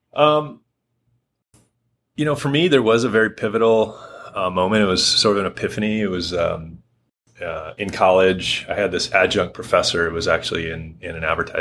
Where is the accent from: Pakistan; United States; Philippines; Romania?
United States; Harbor Springs, Michigan; moved away as an adult; also born or lived in Grosse Pointe, Michigan / Grand Rapids, Michigan; now in Hood River, United States; born and raised in Michigan